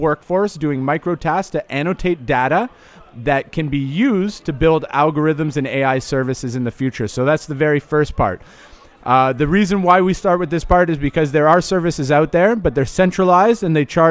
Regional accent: Amsterdam, North Holland, Netherlands; I come from Amsterdam, where the scene is a little bit, it's a little bit segregated

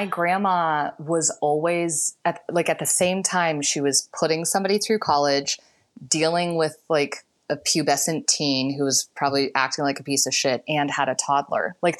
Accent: Denver, Colorado, United States; moved away as an adult; also born or lived in Iowa; now in Los Angeles, United States; I grew up in Denver, in Colorado.

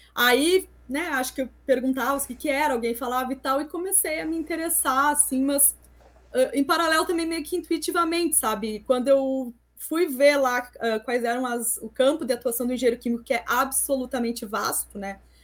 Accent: interior of Rio Grande do Sul, Brazil; moved away as an adult; also born or lived in Santa Catarina; eu sou do interior do Rio Grande do Sul

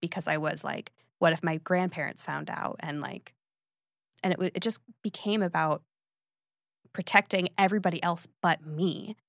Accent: Phoenix, Arizona, United States; I'm from Phoenix, Arizona. I had a two-parent household and a brother

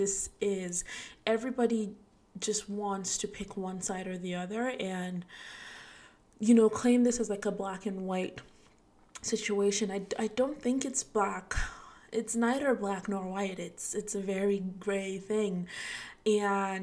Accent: Nigeria; moved away; I'm Nigerian, so even back home in Nigeria

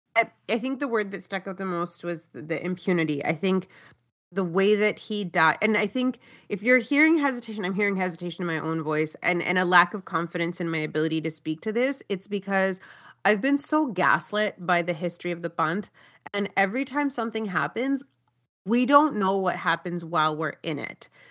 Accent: Brampton, Ontario, Canada; growing up in Brampton

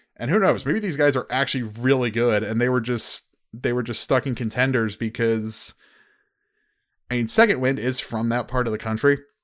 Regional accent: United States; I'm I'm American

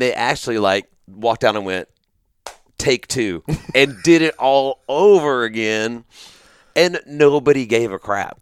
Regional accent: Grand Prairie, Texas, United States; I grew up here in Texas mm-hmm. in the Dallas Fort Worth Metroplex. I was born in Grand Prairie.

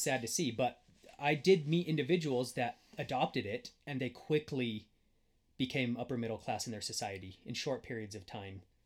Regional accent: Wyoming, United States; I grew up in middle of nowhere in Wyoming

